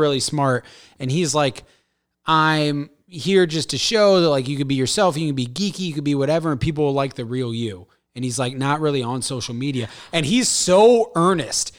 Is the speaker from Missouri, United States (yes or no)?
yes; St. Louis, Missouri, United States; I'm from Saint Louis